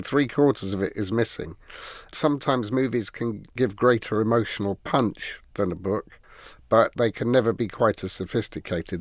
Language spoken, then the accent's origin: English; England, United Kingdom; Being English